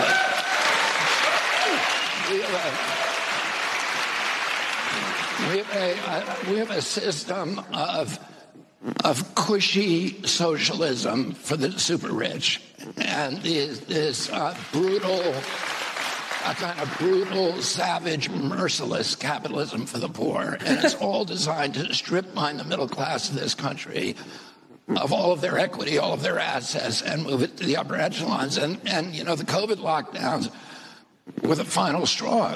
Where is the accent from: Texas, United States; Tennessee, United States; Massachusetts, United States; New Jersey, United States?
New Jersey, United States; in my home state